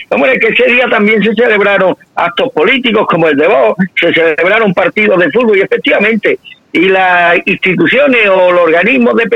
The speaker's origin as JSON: {"language": "Spanish", "country": "Spain", "said": "nos engañan como chinos, no, no, nos engañan como españoles."}